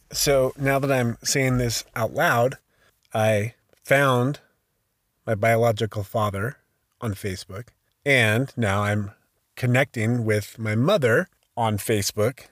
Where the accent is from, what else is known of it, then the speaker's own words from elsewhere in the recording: Sacramento, California, United States; I was born in 1971 in Sacramento, California